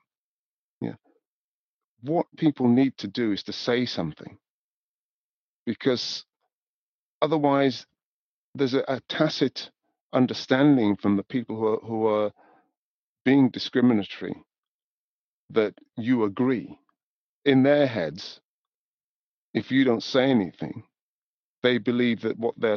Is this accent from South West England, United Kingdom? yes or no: no; Newcastle upon Tyne, North East England, United Kingdom; moved away as an adult; also born or lived in Scotland / London; I was born in Newcastle, you know, raised in the north of England, gone to university in Scotland and moved to London